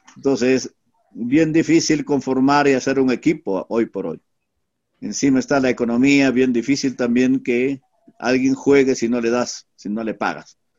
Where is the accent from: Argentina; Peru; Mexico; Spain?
Peru; Huánuco; moved away; also born or lived in Lima / Ayacucho / Huancayo; Pero mi tierra me jaló más, me pidió más, parece que requería de mi presencia y he vuelto